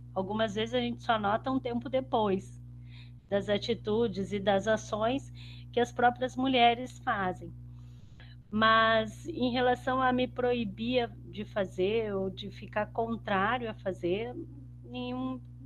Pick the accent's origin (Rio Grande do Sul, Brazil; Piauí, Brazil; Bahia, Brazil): Rio Grande do Sul, Brazil; Ijuí; moved away as an adult; also born or lived in Porto Alegre; eu morava em Juí, tá? Eu sou de uma cidade do interior do Rio Grande do Sul